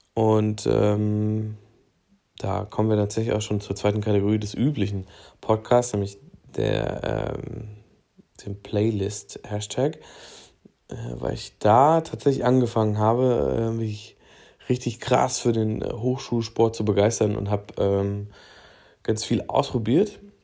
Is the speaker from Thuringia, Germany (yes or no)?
yes; Thuringia, Germany; Ich komme aus äh, Thüringen, wer hätte es gedacht, ähm, und bin aufgewachsen in einem äh, kleinen Örtchen in einer Kleinstadt an der Grenze zu Bayern.